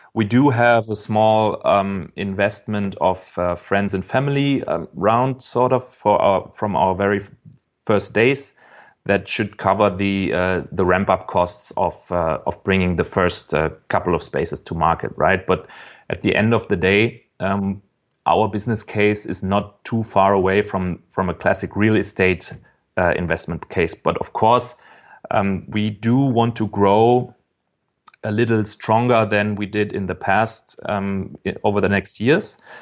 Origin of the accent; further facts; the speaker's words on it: Frankfurt, Hesse, Germany; I'm from Frankfurt. I was born here